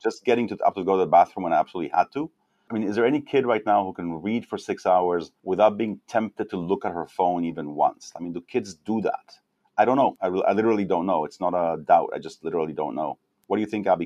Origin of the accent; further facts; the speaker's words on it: Mexico; moved away; also born or lived in Israel; I was born in Israel, then I grew up in Mexico as a kid